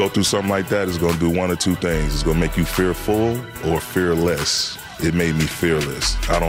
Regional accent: Saginaw, Michigan, United States; I grew up in Saginaw, Michigan.

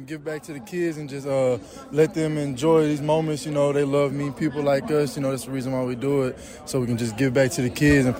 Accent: East Texas, United States; where I grew up in East Texas

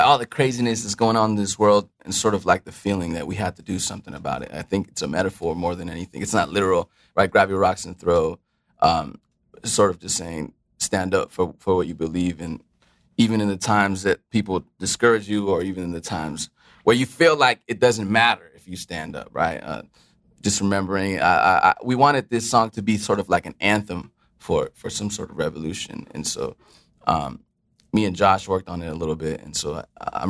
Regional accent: El Paso, Texas, United States; also born or lived in Juarez, Mexico; now in Denver, United States; My family originates from Juarez, Mexico. I was born in El Paso, and I've been here in Denver for a minute

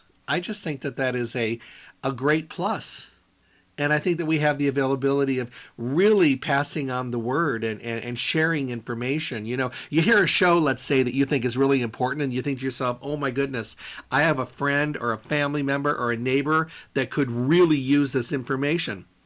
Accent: Midwest, United States; moved away; also born or lived in West Coast / the desert; I grew up in the Midwest

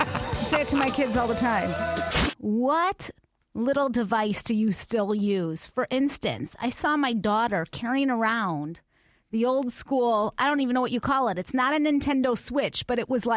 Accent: Mount Prospect, Illinois, United States; I'm from Mount Prospect.

